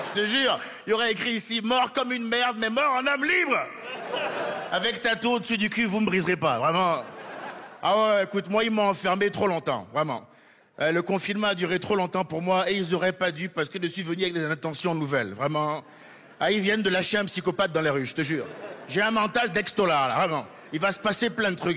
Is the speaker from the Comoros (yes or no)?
no; France; en tant que Français